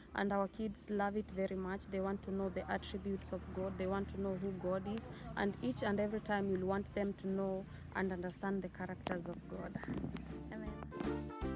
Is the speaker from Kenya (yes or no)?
yes; Kenya; Growing up in Kenya